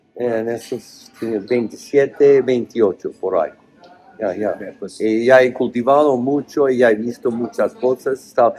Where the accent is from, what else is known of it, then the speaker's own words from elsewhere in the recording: Oregon, United States; Spanish is a second language; moved away; also born or lived in Spain; nací en Oregón, cerca de Idaho, que es muy oh man, um, muy redneck, cuello rojo, es todo, o sea, conservadores.